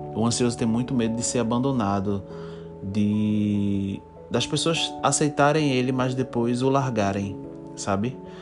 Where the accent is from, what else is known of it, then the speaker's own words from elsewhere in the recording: Recife, Pernambuco, Brazil; eu sou de Recife, sou de Pernambuco, né? Eu sou pernambucano e minha cidade é Recife.